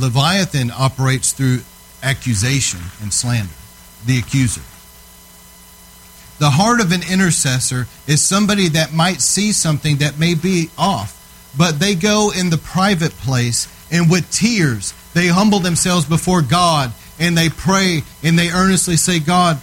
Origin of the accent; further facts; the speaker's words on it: Texas, United States; I'm from Texas